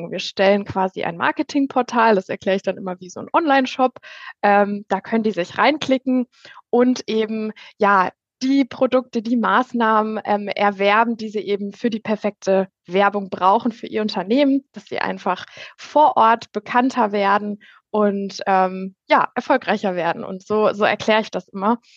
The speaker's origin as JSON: {"language": "German", "town": "Hirscheid", "country": "Germany", "said": "Ich komme aus Hirscheid"}